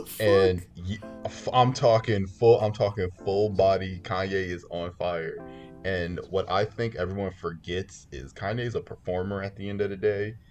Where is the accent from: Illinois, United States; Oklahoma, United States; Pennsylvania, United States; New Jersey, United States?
Illinois, United States; Chicago; I am from Chicago, uh, particularly the North Side, North Soldier. but I've bounced around. I've lived uh, on the West Side. I've lived in the suburbs.